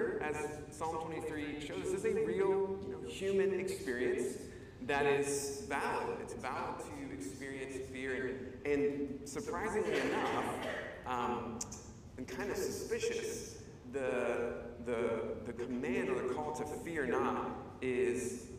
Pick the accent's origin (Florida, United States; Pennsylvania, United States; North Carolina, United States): North Carolina, United States; Charlotte; I grew up in Charlotte, North Carolina